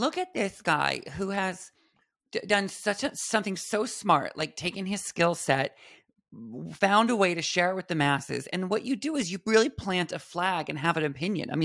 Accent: West Coast, United States; now in Long Island, United States; I grew up on the West Coast

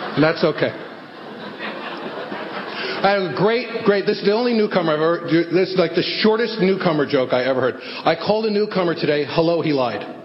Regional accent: New York City, New York, United States; I grew up in the Bronx with this crazy family

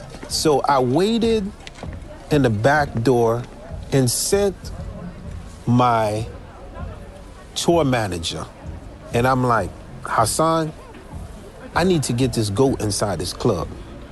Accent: Haiti; It must be because I come from Haiti.

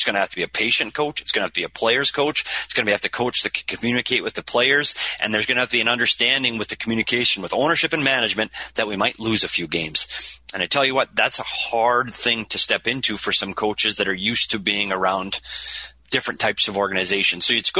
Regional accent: Minnesota, United States; one of the best places to get pizza in the entire state of Minnesota, my home state.

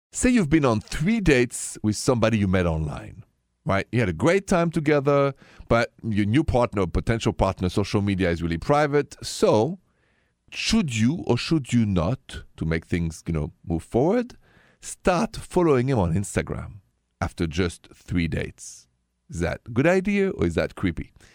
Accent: Paris, Île-de-France, France; accent: French; English is a second language; moved away; my accent, c'est français, straight from Paris

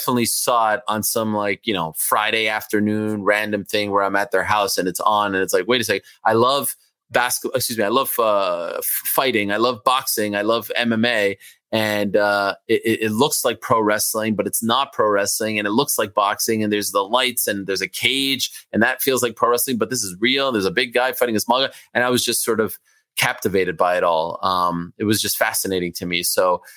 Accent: Montreal, Quebec, Canada; first language French; English is a second language; moved away as an adult; also born or lived in Syracuse; now in New York City, United States; I grew up in Montreal, Jewish community

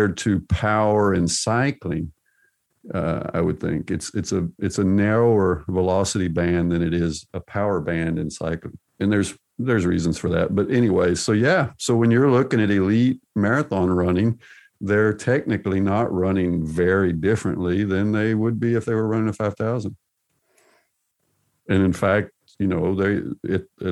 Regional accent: United States; also born or lived in Arkansas; I'm from Texas and Arkansas

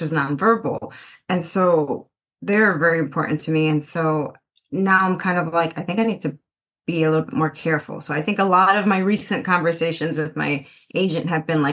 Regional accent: Chicago, Illinois, United States; also born or lived in Puerto Rico; I was raised in the mainland in Chicago

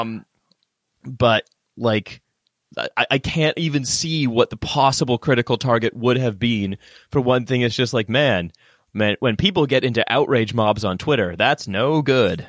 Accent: Canada; moved away as an adult; now in United Kingdom; I'm Canadian. I've just lived here for, like, better part of a decade.

